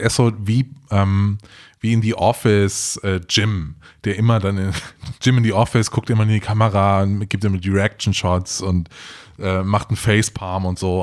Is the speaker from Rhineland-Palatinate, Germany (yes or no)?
yes; Trier, Rhineland-Palatinate, Germany; Ich, ich komm ja aus, äh, aus dem Hohen zurück und bin in Trier zur Schule gegangen